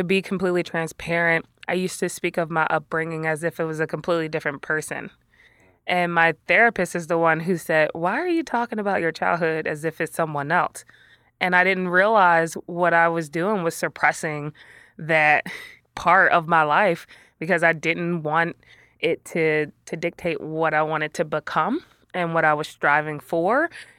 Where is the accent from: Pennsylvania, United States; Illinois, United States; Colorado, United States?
Pennsylvania, United States; Philadelphia; I was a teenager growing up in West Philly again and wanted to hang out with as many friends and hang out late night.